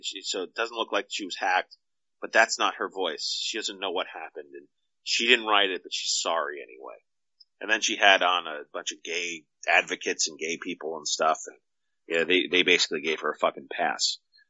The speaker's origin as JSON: {"language": "English", "country": "Nigeria", "said": "First of all, I'm Nigerian"}